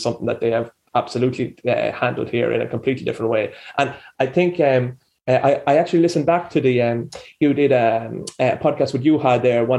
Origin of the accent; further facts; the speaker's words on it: Ireland; moved away as an adult; now in Helsinki, Finland; But as like an Irish man who moved over here